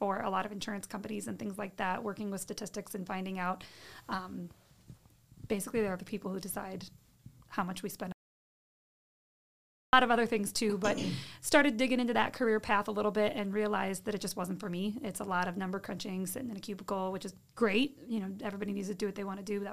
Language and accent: English; Fulton, Illinois, United States; also born or lived in Orion, Illinois; I grew up in Fulton, Illinois